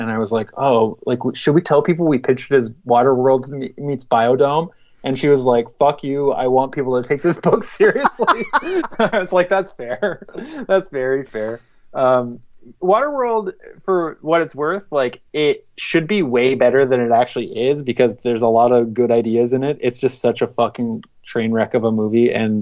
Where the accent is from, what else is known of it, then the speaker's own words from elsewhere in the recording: Canada; I'm Canadian